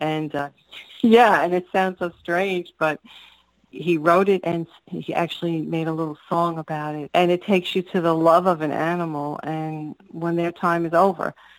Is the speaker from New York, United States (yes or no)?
yes; New York City, New York, United States; growing up on Staten Island